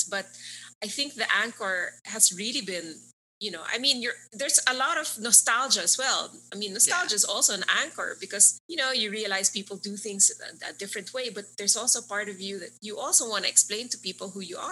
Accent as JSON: {"language": "English", "country": "Philippines", "tie": "born or raised there", "also_born_or_lived": "Europe", "moved": "as an adult", "said": "being Filipino, especially when you grow up here"}